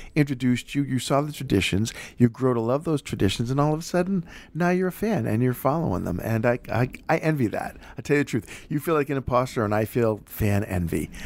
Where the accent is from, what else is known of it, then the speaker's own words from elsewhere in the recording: Boston, Massachusetts, United States; I'm from Boston